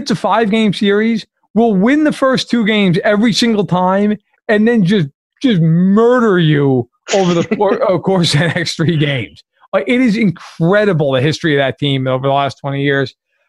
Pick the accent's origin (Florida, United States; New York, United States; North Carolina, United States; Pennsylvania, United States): New York, United States; As a New Yorker, I cannot stand that team.